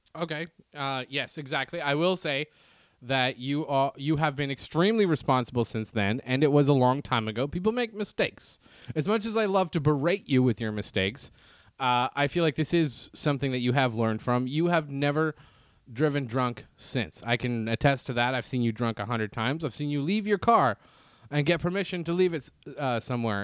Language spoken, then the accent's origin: English; Canada; now in United States; me as a Canadian here in the U S